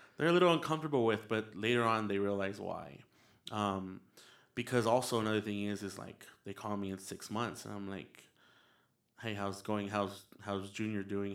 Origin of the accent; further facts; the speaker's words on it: El Paso, Texas, United States; also born or lived in San Antonio, Texas; I was raised in El Paso, Texas